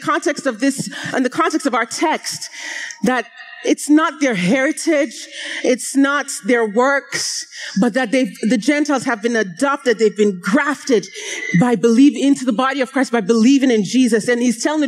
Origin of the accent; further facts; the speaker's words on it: Nigeria; moved away; growing up in Nigeria